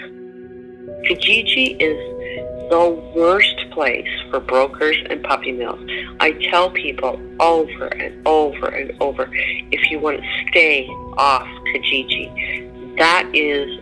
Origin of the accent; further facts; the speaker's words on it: Amish country, Ontario, Canada; I grew up in Amish country, way back when I was a child